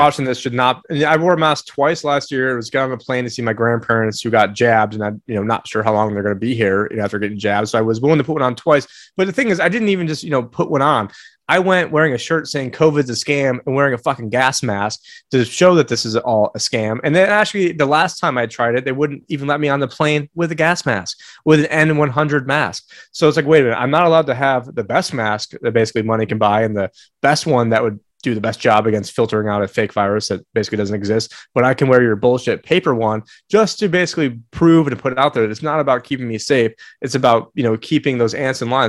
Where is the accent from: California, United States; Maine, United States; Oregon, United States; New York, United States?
New York, United States; moved away; I was born in New York